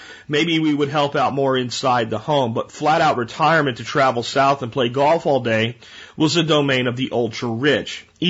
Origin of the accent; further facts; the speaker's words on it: Canada; Remember, I'm Canadian. Our dollar is only worth about 80% of the U.S. dollar.